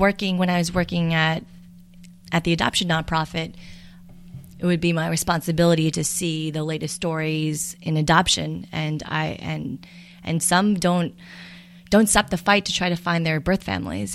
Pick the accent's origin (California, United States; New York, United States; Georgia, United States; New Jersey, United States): New York, United States; Farmingdale; also born or lived in Seoul, South Korea / Bellmore, New York; I grew up in Farmingdale